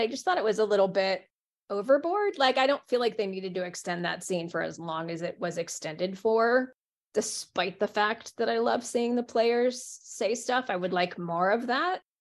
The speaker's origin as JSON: {"language": "English", "country": "United States", "said": "as an American"}